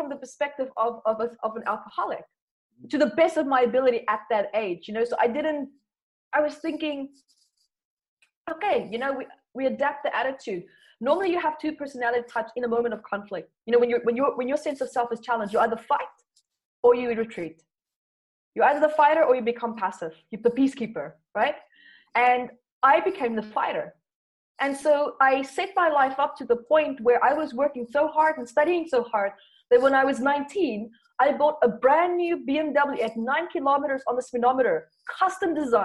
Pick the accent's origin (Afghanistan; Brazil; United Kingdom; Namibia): Namibia; moved away; also born or lived in South Africa; I was born there in South Africa and then moved to Namibia with my parents. It was the best childhood that I ever could have imagined.